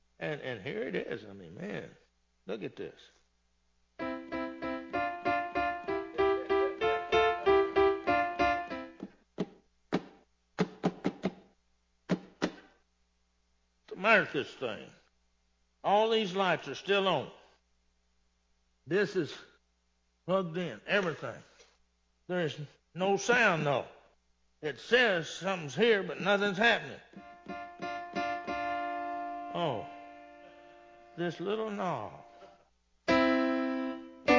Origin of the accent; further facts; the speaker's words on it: Texas, United States; I'm born and raised in Texas.